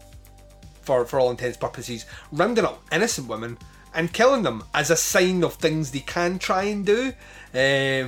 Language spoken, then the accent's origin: English; United Kingdom; we're British